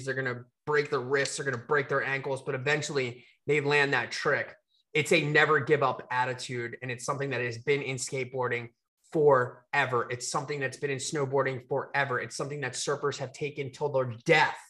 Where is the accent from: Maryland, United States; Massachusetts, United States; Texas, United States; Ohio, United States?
Maryland, United States; Baltimore; we're Baltimore people